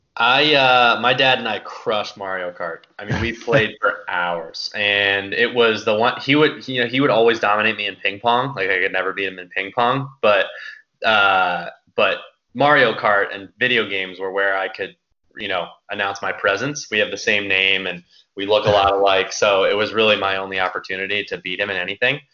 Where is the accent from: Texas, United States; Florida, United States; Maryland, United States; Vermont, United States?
Maryland, United States; Baltimore; also born or lived in Mississippi; born and raised in Baltimore, Maryland